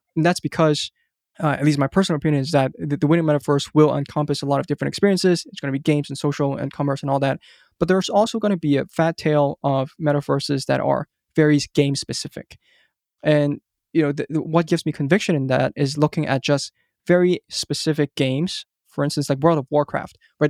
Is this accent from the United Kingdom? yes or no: no; Hong Kong; moved away as an adult; also born or lived in United States; I grew up in Hong Kong